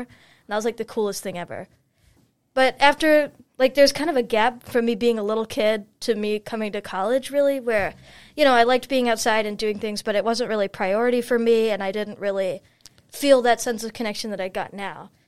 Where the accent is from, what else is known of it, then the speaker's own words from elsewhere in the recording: Chicago, Illinois, United States; moved away as an adult; now in Brunswick, United States; I'm from Chicago, Illinois